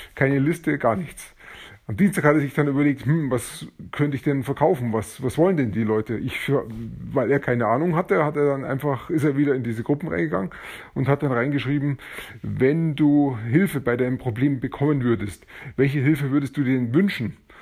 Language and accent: German; Germany; bei uns in Deutschland